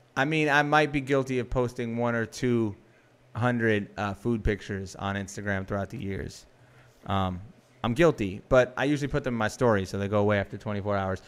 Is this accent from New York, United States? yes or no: yes; New York, United States; I'm a New Yorker